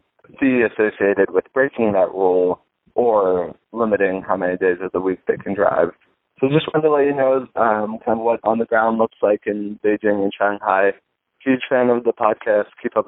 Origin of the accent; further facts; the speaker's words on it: Cincinnati, Ohio, United States; I'm from Cincinnati, and we don't see too many Teslas around this area